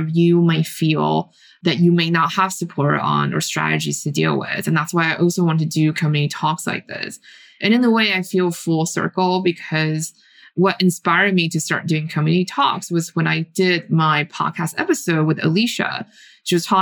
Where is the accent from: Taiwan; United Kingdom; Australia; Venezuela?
Taiwan; moved away; I grew up in Taiwan